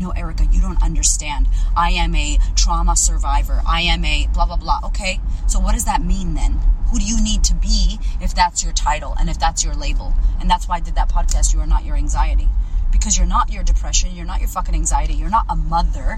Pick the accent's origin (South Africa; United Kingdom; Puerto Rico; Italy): Puerto Rico; now in Australia; I am Puerto Rican. I am American. What does that mean? How do I have to act now living in Australia as a Puerto Rican?